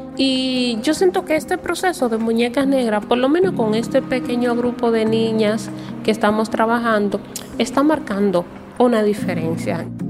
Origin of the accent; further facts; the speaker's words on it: Dominican Republic; legalmente no somos dominicanos en la misma categoría o nivel que todos los demás dominicanos